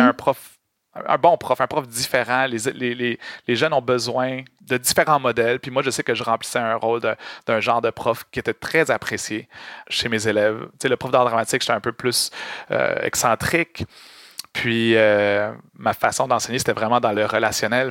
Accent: Montreal, Quebec, Canada; j'ai grandi à Montréal

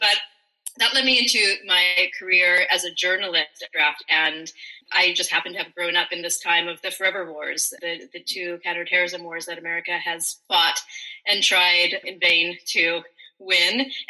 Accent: United States; as an American, I come from a long line of military officers.

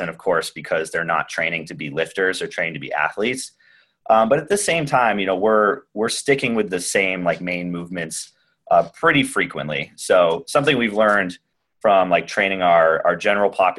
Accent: Newport, Vermont, United States; I grew up in Newport, Vermont, up in the Northeast Kingdom.

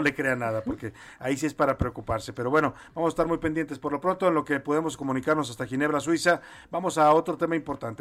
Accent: Mexico

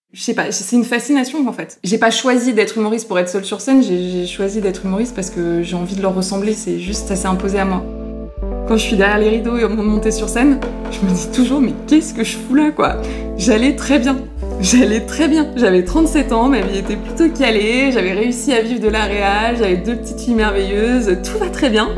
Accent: Paris, Île-de-France, France; On habitait avec mes parents euh, rue Vieille du Temple, dans le Marais, juste à côté du point virgule. Donc en fait, j'ai passé une grande partie de mon enfance à aller voir euh, des spectacles au point virgule

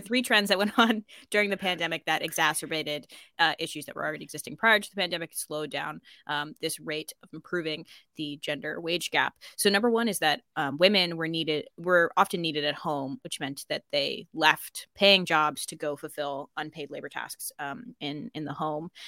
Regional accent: United States; accent: American; moved away as an adult; now in Ireland; I would say I'm American.

